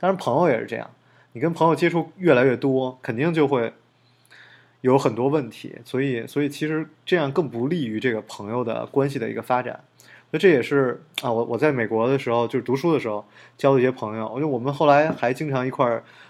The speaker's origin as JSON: {"language": "Chinese", "region": "Beijing", "country": "China", "said": "像我们北京人，就是大家都觉得，哎，北京人特客气。其实北京人就就特假客气。"}